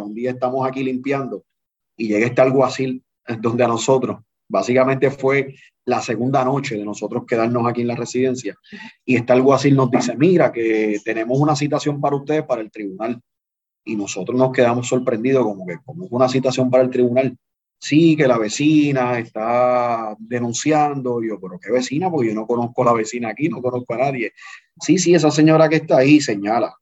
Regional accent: Canóvanas, Puerto Rico; Yo soy natural de Canóvana, del barrio La Central

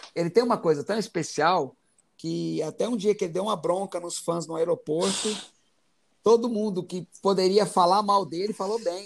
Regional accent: Goiás, Brazil; moved away as an adult; also born or lived in Itumbiara / São Paulo / Rio de Janeiro; now in Goiânia, Brazil; eu sou goiano

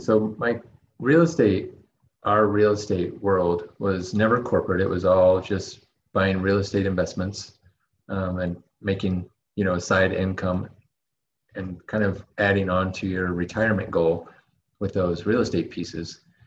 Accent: United States; moved away; my experience growing up in the states

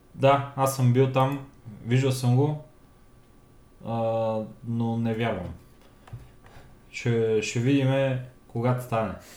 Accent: Bulgaria; я съм българин

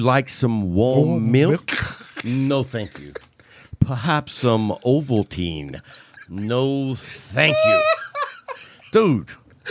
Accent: the South, United States; I grew up in the South

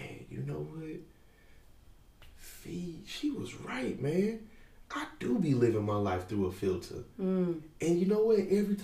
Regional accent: St. Louis, Missouri, United States; I'm from St. Louis originally. I'm born on the west side of St. Louis, which is basically the hood, Dr. Martin Luther King, Shreve. I grew up on Academy and Minerva.

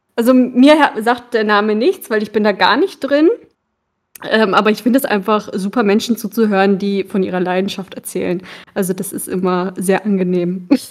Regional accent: Bremen, Germany; Als Kinder in Bremen in dieser Eishalle

